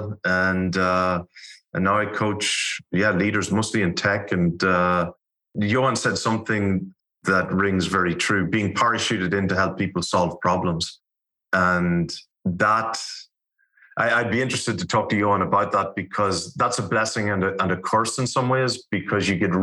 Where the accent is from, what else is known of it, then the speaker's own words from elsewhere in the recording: Ireland; I'm Irish, grew up in Ireland. Accent might have been a giveaway.